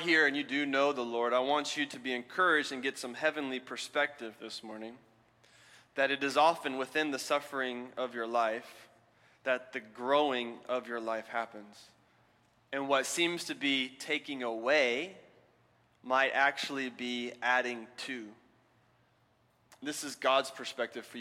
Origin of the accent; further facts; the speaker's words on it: Alabama, United States; moved away; I'm from Alabama